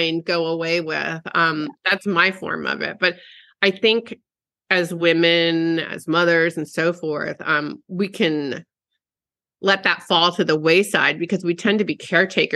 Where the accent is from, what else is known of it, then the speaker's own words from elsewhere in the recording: East Coast, United States; moved away as an adult; also born or lived in Arizona; now in California, United States; my whole life I grew up on the East Coast and I moved 30 years ago to Arizona.